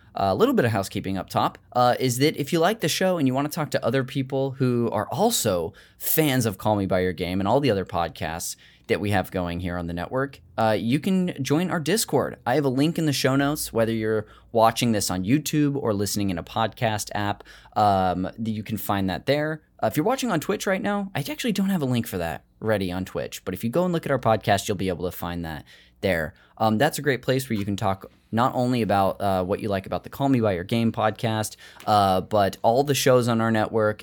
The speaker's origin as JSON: {"language": "English", "town": "Modesto", "region": "California", "country": "United States", "said": "I told you Modesto"}